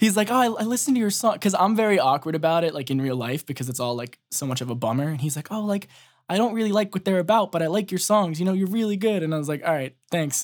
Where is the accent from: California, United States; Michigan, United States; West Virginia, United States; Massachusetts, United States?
Massachusetts, United States; Boston; I'm from Ma, uh, Boston